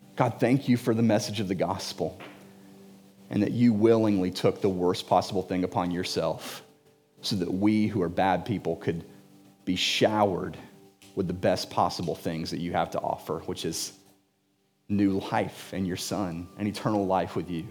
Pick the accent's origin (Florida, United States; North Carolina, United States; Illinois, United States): Florida, United States; Jacksonville; I was born and raised in Jacksonville.